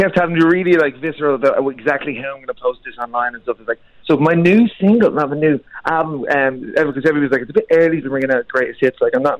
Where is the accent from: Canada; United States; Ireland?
Ireland; Dublin, Leinster; growing up in Dublin as well, growing up and playing in pubs really helps